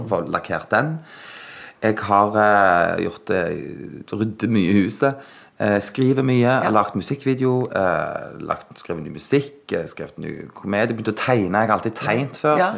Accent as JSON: {"language": "Norwegian", "town": "Sandnes", "region": "Rogaland", "country": "Norway", "said": "Jeg er fra Hana"}